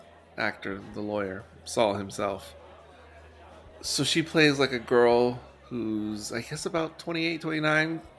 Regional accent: San Antonio, Texas, United States; my hometown, San Antonio

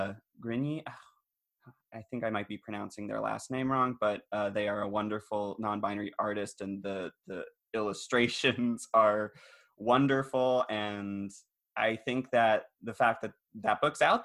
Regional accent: Maryland, United States; I'm from Maryland, but not anywhere near Baltimore

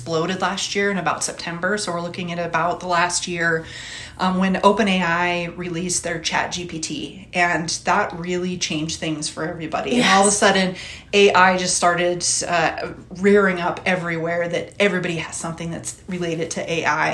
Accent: Butte, Montana, United States; now in Boulder, United States; Originally from Butte, so Butte is my hometown

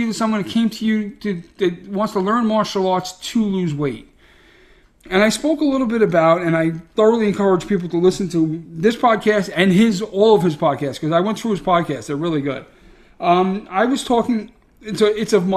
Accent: New York City, New York, United States; I'm a schmuck from Brooklyn

